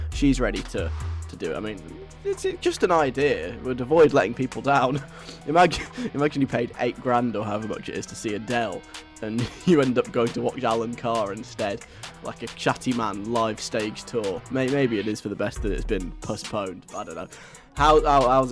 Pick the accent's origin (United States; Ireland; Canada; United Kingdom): United Kingdom; England; I'm English